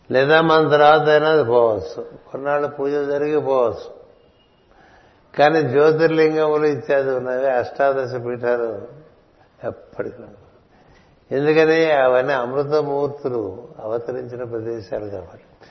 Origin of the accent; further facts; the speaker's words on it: Telugu-speaking region, India; నేను తెలుగువాడిని ఇప్పటికే తమిళ దేశంలో పది రోజుల నుంచి ఉన్నాం